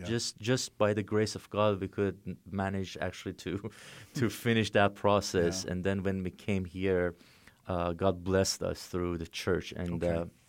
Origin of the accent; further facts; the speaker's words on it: Iran; moved away; also born or lived in Turkey; I remember the day that I was coming out from Iran. It was really hard because I knew that I would never be able to come back.